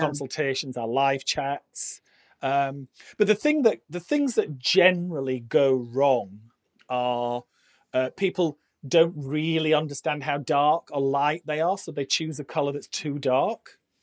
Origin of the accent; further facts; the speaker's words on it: Barnsley, Yorkshire and the Humber, United Kingdom; I'm from Yorkshire, and I started uh, working in a salon in my hometown, which is Barnsley